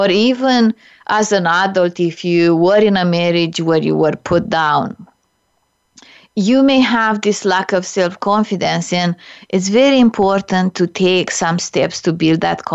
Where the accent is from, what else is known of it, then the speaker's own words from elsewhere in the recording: Romania; English is a second language; now in Canada; I immigrated to Canada from Romania, a communist country.